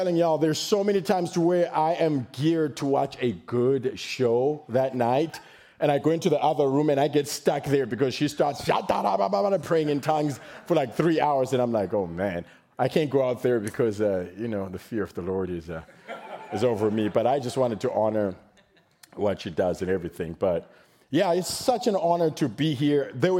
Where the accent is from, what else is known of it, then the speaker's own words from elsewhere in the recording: Zimbabwe; now in Texas, United States; I was born in Zimbabwe